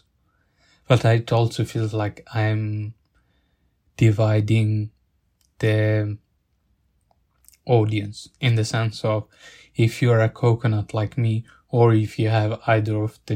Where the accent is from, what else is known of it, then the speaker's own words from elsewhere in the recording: Italy; accent: Italian; English is a second language; now in Sheffield, United Kingdom; I'm from Italy, but my family is from Bangladesh